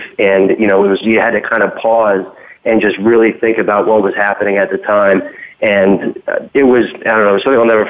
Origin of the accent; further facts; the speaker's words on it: Connecticut, United States; I'm from Connecticut